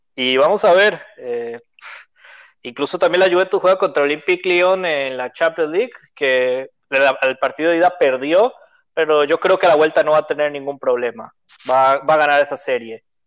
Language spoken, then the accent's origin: Spanish; Costa Rica; soy de Costa Rica